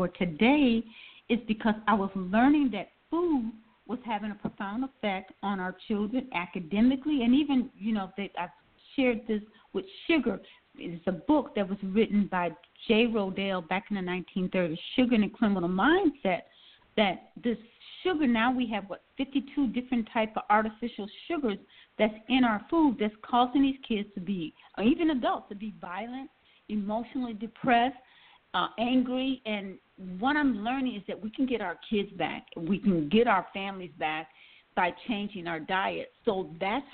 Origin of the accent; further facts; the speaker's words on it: Milwaukee, Wisconsin, United States; now in Atlanta, United States; I'm from Wisconsin, Milwaukee, Wisconsin